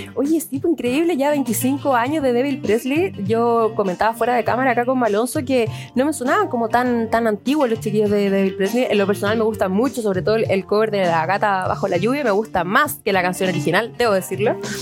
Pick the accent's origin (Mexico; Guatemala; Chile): Chile; somos todos chilenos